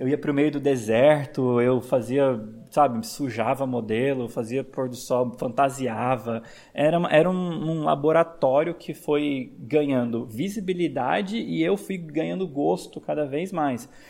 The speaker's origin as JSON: {"language": "Portuguese", "region": "São Paulo", "country": "Brazil", "also_born_or_lived": "Vitória", "moved": "as an adult", "said": "eu sou de São Paulo, mas eu morava em Vitória na época"}